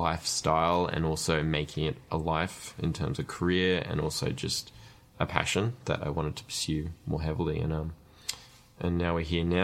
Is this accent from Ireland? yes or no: no; Australia; We're in Australia